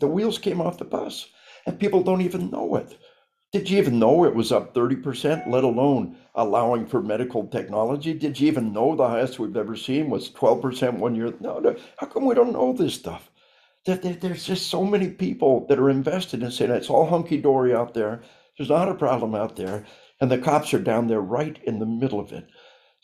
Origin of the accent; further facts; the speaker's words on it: Arkansas, United States; We are from Arkansas